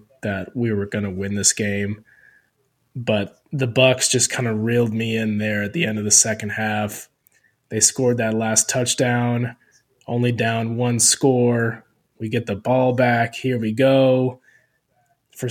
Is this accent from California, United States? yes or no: no; Zephyrhills, Florida, United States; I'm from Zephyr Hills.